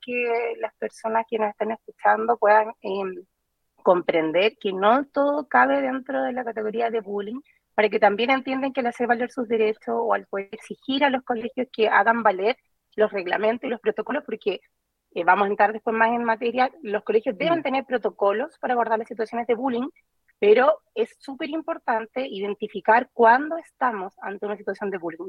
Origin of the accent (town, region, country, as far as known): Chile